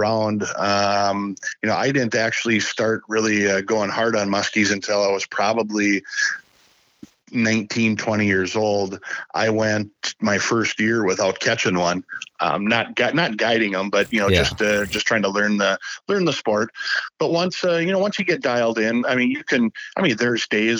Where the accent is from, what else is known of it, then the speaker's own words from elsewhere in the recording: Shakopee, Minnesota, United States; also born or lived in Grand Rapids, Minnesota; I grew up in Shakopee, Shakopee, Minnesota